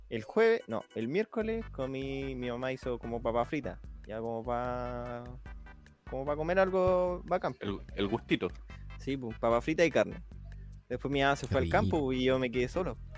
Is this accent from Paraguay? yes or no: yes; Paraguay; Yo soy paraguayo.